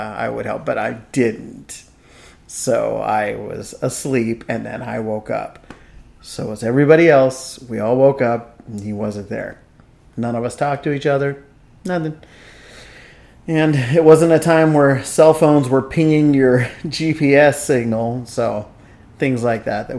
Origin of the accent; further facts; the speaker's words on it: Vallejo, California, United States; I grew up in Vallejo